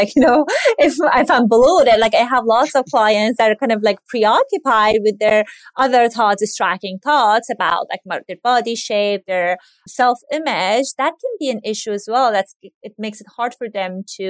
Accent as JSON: {"language": "English", "country": "Iran", "tie": "born or raised there", "moved": "yes", "lives_now": "United States", "said": "I grew up in Iran, and Iranian American"}